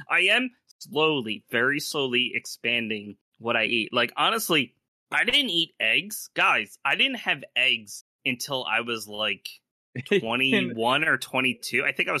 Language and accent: English; Philadelphia, Pennsylvania, United States; moved away as an adult; I'm from Philly